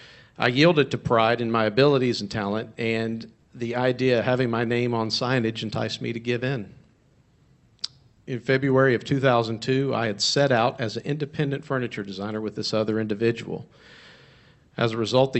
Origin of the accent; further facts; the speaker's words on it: Charlotte, North Carolina, United States; moved away as an adult; now in Virginia, United States; I grew up in North Carolina near Charlotte area, Lake Norman area